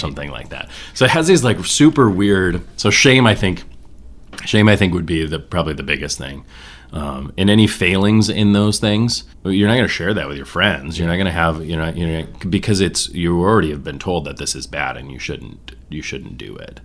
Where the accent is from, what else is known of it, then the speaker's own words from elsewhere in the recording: Mackinaw City, Michigan, United States; It's not rural. That's the one weird thing about Mackinac City in terms of being from northern Michigan